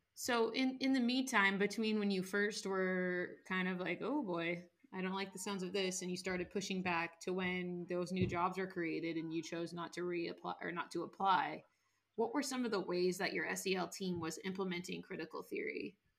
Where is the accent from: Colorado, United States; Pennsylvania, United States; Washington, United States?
Washington, United States; my home state of washington